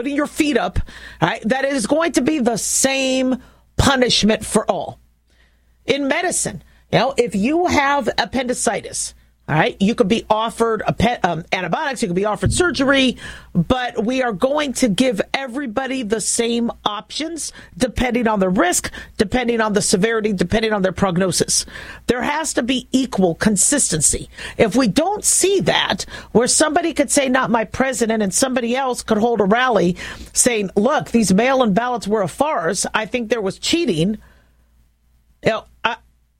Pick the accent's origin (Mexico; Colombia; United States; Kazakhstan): United States; as an American, as a physician, as a business owner, as a mom